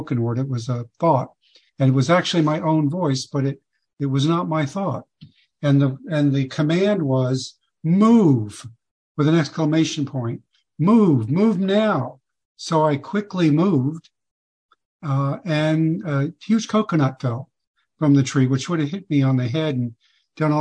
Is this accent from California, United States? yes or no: no; Fort Lauderdale, Florida, United States; the age of 8 years old in 1960, growing up in Fort Lauderdale